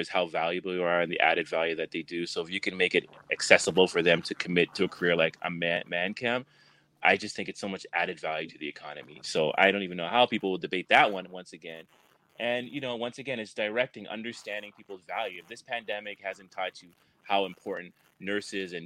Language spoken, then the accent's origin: English; Canada; now in United States; I'm from Canada